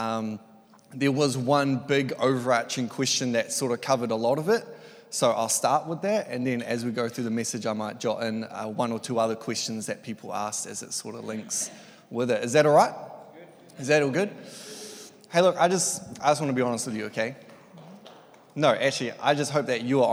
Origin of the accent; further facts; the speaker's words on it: Tauranga, Bay of Plenty, New Zealand; I grew up in Tauranga, Elim, been there since I was one